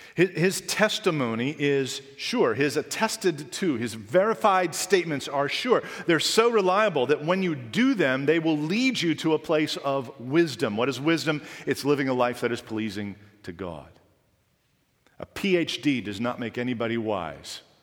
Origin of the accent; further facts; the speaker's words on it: Canada; Being a Canadian